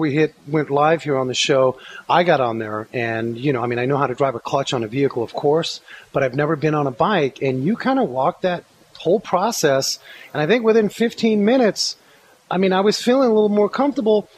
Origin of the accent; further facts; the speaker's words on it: New York City, New York, United States; I grew up in New York City where we had subways